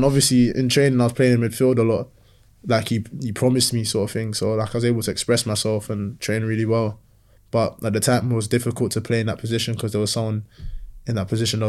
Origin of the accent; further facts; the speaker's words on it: Nigeria; now in England; I'm stingy, you know, I'm proper Nigerian, stingy with data.